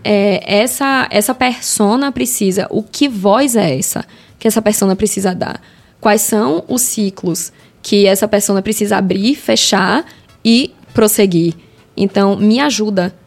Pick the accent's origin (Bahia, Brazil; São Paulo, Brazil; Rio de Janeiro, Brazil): Bahia, Brazil; Salvador; Eu sou de Salvador